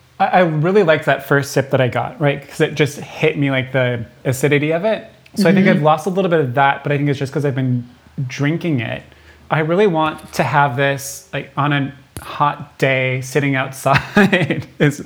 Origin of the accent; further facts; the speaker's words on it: Minnesota, United States; I am a native Minnesotan, right? I am proud of my home state.